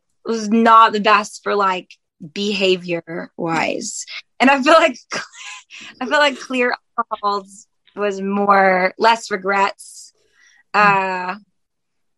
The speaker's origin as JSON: {"language": "English", "town": "Buffalo", "region": "New York", "country": "United States", "tie": "born or raised there", "moved": "yes", "lives_now": "Nashville, United States", "said": "my hometown, like Buffalo"}